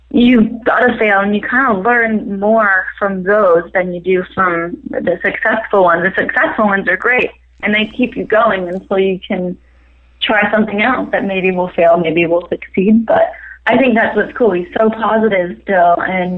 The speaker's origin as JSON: {"language": "English", "country": "New Zealand", "tie": "born or raised there", "also_born_or_lived": "Maryland, United States", "moved": "as an adult", "lives_now": "Los Angeles, United States", "said": "moved to New Zealand when I was 8. My mom is from New Zealand"}